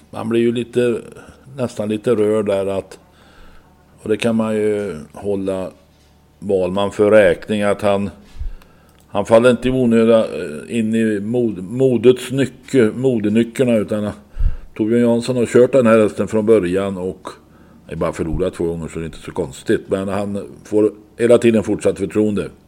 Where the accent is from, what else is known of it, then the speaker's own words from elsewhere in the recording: Åby, Västra Götaland, Sweden; Ja, och jag är egentligen uppväxt i Åby, Åbyräjongen.